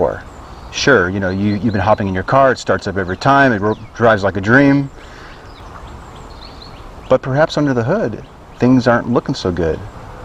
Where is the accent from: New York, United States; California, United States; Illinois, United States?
Illinois, United States; Chicago; moved away as an adult; also born or lived in Houston, Texas; now in San Antonio, United States; I'm from the Midwest, Chicago area.